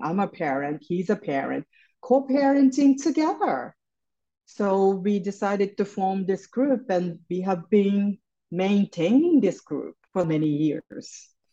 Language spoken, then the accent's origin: English; Japan; moved away as an adult; now in New York City, United States; I grew up in Japan. I live in New York City. I came here for college and ended up staying here.